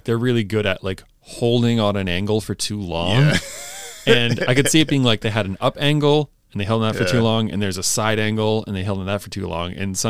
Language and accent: English; Northeast, United States; growing up in the Northeast, you know, you'll get 100% humidity and you'll get a lot of really crazy rain showers.